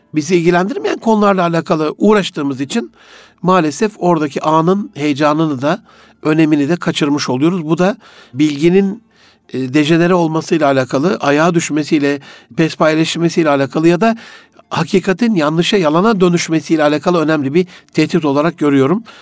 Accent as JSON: {"language": "Turkish", "region": "Gaziantep", "country": "Turkey", "tie": "born or raised there", "also_born_or_lived": "Osmaniye", "moved": "yes", "said": "Antep'te doğdum büyüdüm"}